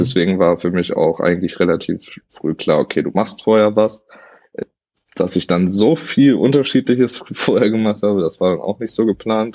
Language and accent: German; Hanover, Lower Saxony, Germany; also born or lived in Wernigerode; bin ich dann zurück nach Hannover